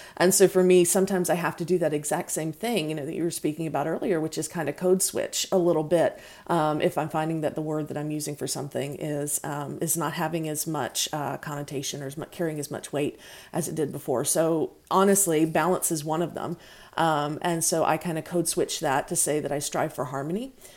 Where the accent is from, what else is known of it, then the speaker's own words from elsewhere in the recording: North Carolina, United States; accent: Southerner; moved away as an adult; I'm from North Carolina